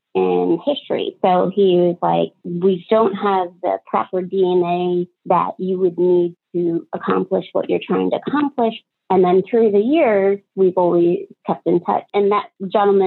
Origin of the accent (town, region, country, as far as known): Pennsylvania, United States; born or raised there; also born or lived in Ho Chi Minh City, Vietnam